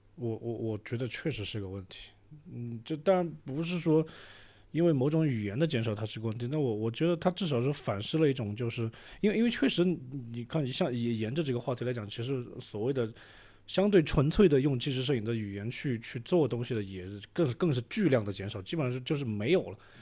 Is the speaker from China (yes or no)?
yes; Deyang, Sichuan, China; moved away as an adult; also born or lived in Jiangxi / Beijing / The Hague, Netherlands; 自己作为一个四川人